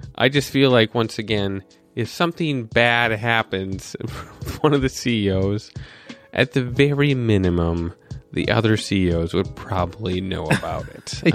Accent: North Dakota, United States; I was born in North Dakota with missiles pointed at where a surge was

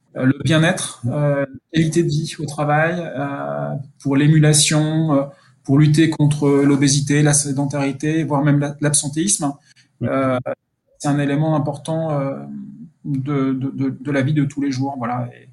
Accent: near Dijon, Burgundy, Bourgogne-Franche-Comté, France; moved away as an adult; also born or lived in Paris; je suis bourguignon, hein, je suis originaire de, des environs de, Dijon

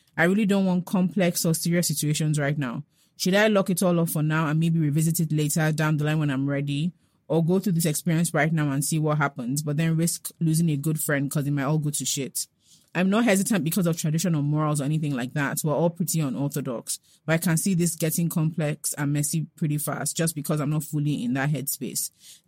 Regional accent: Nigeria; I'm a Nigerian guy, and so is he.

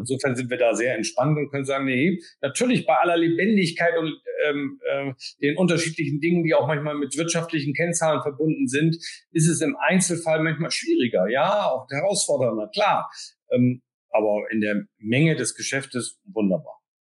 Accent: Bremen, Germany; als Bremer, ähm, sage ich jetzt mit ein bisschen Humor und Augenzwinkern, äh, sind wir natürlich sozusagen auch vom hanseatischen Kaufmannsgeist geprägt

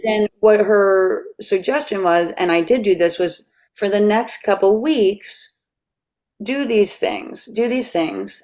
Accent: Catonsville, Maryland, United States; moved away; also born or lived in New York City; I'm from Catonsville, Maryland.

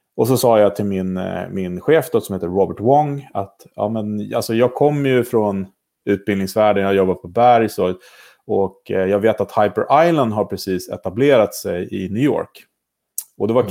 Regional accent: Sweden; moved away as an adult; I höst är det sex år sedan jag flyttade hem

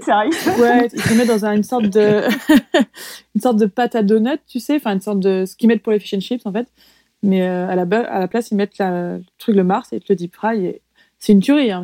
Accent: France; moved away as an adult; now in New Zealand; moi j'ai grandi en France, mais à l'intérieur des terres

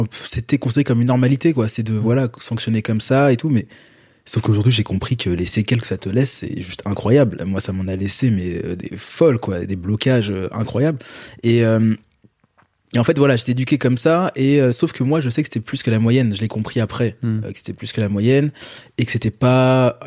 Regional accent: Guadeloupe, France; moi je suis je suis guadeloupéen

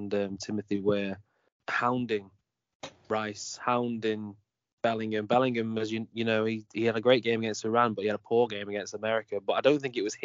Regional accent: England, United Kingdom; I'm English

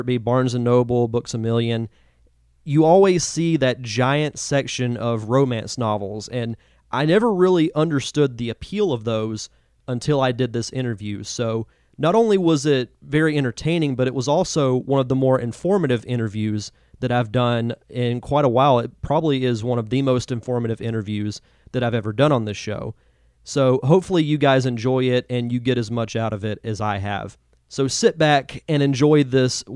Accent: Gulf Coast of Florida, United States; I'm from the Gulf Coast of Florida

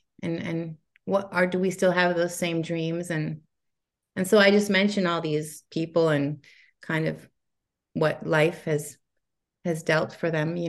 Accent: Montreal, Quebec, Canada; But later in my teens, I really loved the scene in the UK, because I was growing up in Montreal.

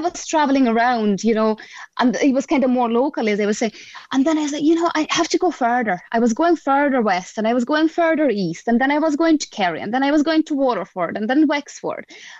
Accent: Latvia; moved away as an adult; now in Cork, Ireland; I'm originally myself from Latvia, you know, but I came to Ireland just under 16 years ago.

